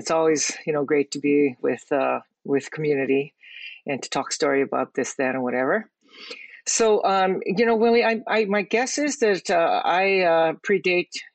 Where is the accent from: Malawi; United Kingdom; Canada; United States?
United States; Hawaii; I am born and raised in Hawaii.